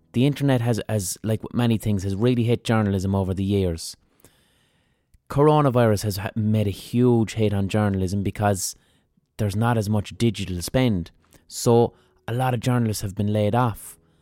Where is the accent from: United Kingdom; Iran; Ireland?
Ireland; Limerick, Munster; I'm from Limerick